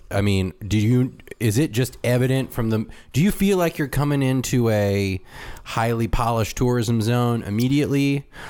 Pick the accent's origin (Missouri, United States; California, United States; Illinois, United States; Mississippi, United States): California, United States; moved away; I was from California